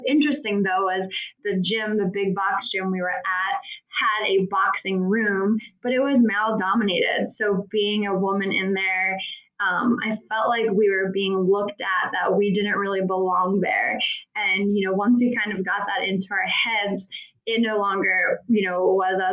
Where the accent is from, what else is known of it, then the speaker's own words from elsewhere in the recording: Philadelphia, Pennsylvania, United States; moved away as an adult; now in Arizona, United States; I'm originally from Philadelphia.